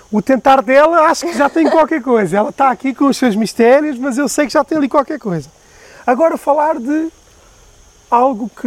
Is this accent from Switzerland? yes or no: no; Faro, Portugal; Não, eu sou de Faro mesmo.